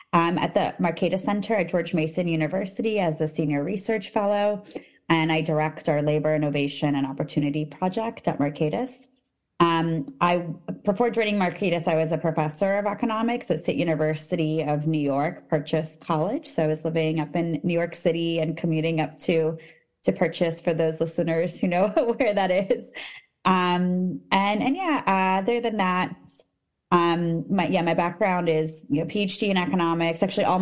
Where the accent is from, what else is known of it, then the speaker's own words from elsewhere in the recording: Armenia; moved away; So we came from Armenia, actually.